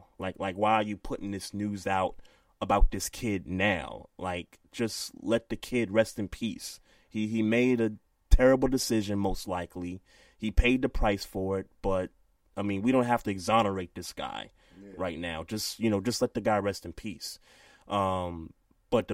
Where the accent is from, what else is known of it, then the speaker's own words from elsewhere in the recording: New York City, New York, United States; I'm from Brooklyn